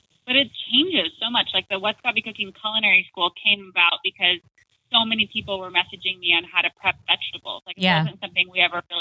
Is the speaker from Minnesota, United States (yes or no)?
no; Arizona, United States; I'm from Arizona